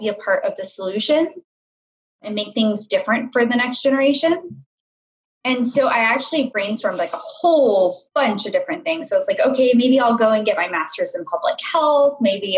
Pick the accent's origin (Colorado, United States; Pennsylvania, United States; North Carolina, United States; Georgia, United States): North Carolina, United States; Charlotte; moved away as an adult; also born or lived in Chicago; I grew up in Charlotte, North Carolina.